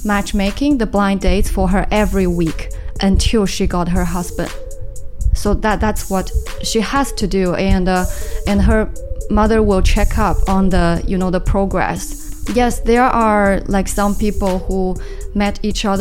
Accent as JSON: {"language": "English", "town": "Hengshan", "region": "Jiangsu", "country": "China", "tie": "born or raised there", "second_language": "English", "moved": "as an adult", "lives_now": "Shanghai, China", "said": "It is in the south of Suzhou, and there's a famous like fresh lake called Taihu. My hometown is to the south"}